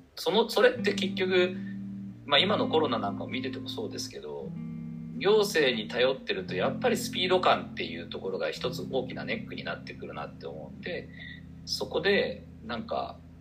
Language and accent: Japanese; Toyokawa, Aichi, Japan; moved away as an adult; now in Nagoya, Japan; 自分の街が、自分の生まれ育った街